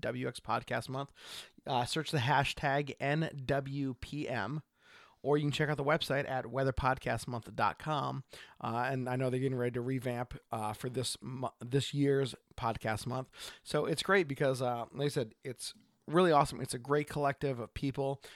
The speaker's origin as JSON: {"language": "English", "region": "Oregon", "country": "United States", "said": "from Oregon"}